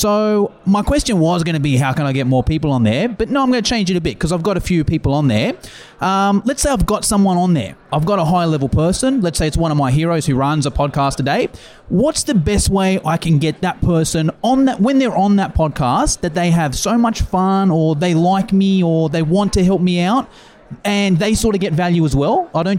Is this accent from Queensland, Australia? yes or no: no; Sydney, New South Wales, Australia; I'm from Sydney, Australia.